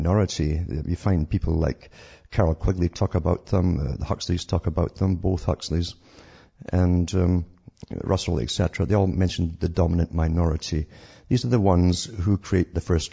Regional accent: Scotland, United Kingdom; I'm from Scotland

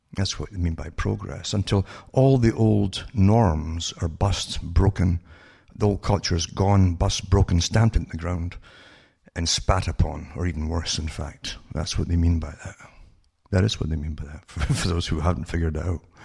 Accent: United Kingdom; moved away; growing up in Britain

